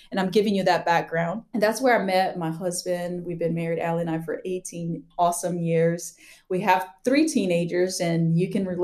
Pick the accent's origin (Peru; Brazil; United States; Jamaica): Brazil; Amazonas; I grew up Amazon like Amazon rainforest of Brazil. So I was blessed with dual citizenship from an American dad and a Brazilian mom.